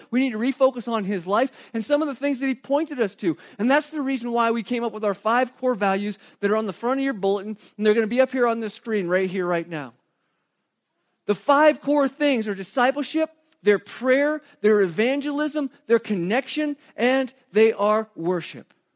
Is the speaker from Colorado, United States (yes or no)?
no; Arizona, United States; also born or lived in Flagstaff, Arizona; I grew up in Arizona